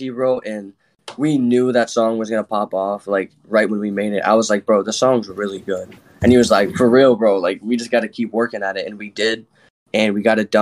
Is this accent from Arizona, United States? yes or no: no; Rochester, New York, United States; I'm from Rochester, too